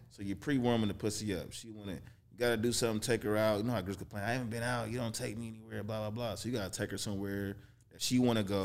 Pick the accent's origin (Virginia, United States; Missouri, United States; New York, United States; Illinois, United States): Missouri, United States; Kansas City; moved away; also born or lived in Detroit, Michigan; I was born in Detroit, raised in Kansas City, Missouri